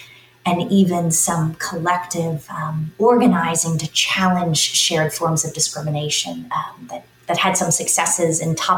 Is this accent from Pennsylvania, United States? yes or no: yes; Philadelphia, Pennsylvania, United States; moved away as an adult; now in California, United States; So I was born in Philadelphia, Pennsylvania, in the 1970s